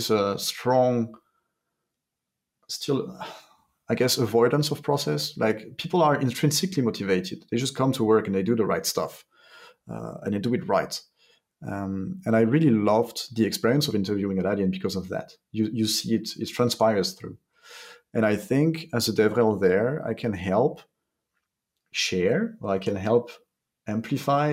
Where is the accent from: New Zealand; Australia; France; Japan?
France; We're French from France